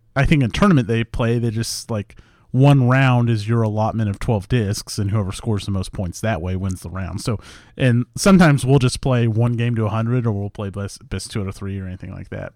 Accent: Leavenworth, Kansas, United States; moved away; I grew up in Leavenworth.

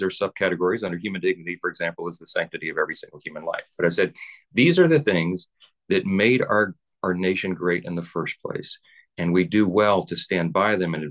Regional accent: Louisiana, United States; I'm from Louisiana

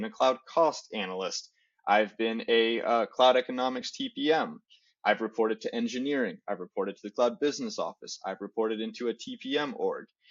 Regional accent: Chicago, Illinois, United States; also born or lived in Portland; now in Los Angeles, United States; I was born and raised in Chicago, lived internationally for a little bit, came back to the States for school. And now I live in Los Angeles after spending about 7 years in Portland.

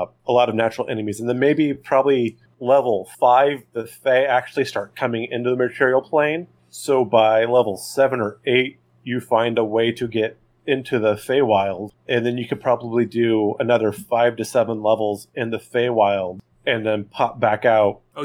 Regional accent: California, United States; I grew up in California.

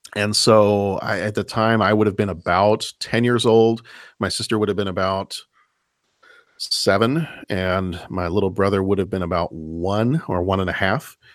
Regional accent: Lake Forest, Illinois, United States; in my hometown, the town that I live in right now

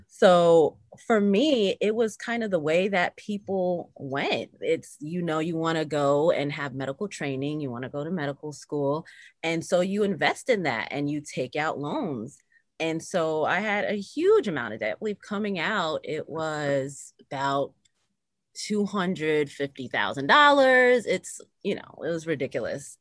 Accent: Lower Westchester, New York, United States; also born or lived in Bronx, New York; I was born in the Bronx, New York, and raised in Lower Westchester, which is the suburbs, right outside of New York City.

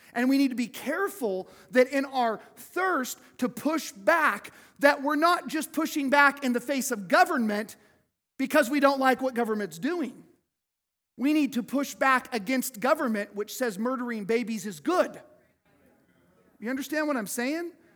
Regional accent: United States; I love being an American.

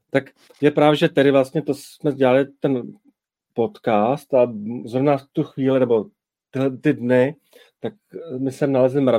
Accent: Czechia; now in England, United Kingdom; no a tak bereme, že jsem Čech, momentálně žiju v Anglii už od roku 2005

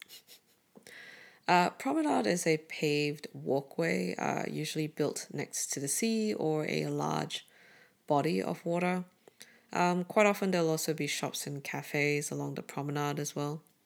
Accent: Brunei; now in Melbourne, Australia; Growing up in Southeast Asia

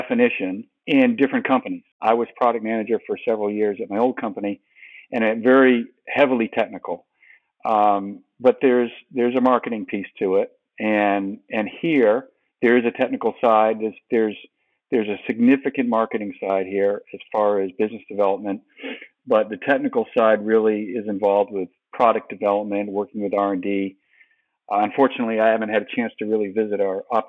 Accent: Maine, United States; moved away as an adult; also born or lived in New England; now in Georgia, United States; I'm from Maine originally.

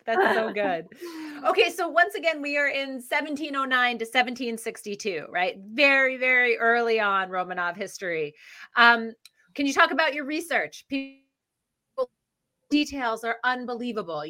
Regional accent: United States; I'm American. I live in the US right now.

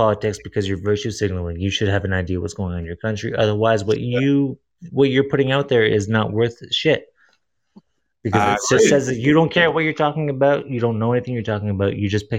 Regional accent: Toronto, Ontario, Canada; I'm Canadian. I'm from Toronto.

